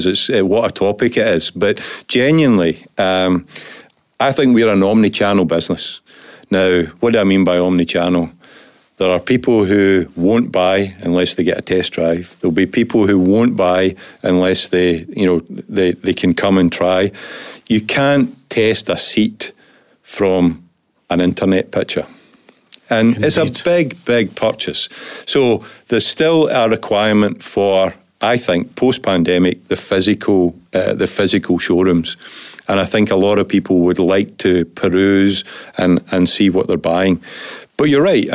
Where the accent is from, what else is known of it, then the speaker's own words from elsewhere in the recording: west of Scotland, United Kingdom; We live in Scotland. We're from Scotland. We're from the west of Scotland.